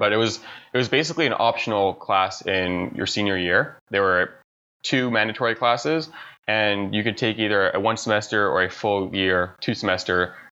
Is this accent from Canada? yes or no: yes; Toronto, Ontario, Canada; moved away; I'm from Toronto, Canada, originally, born and raised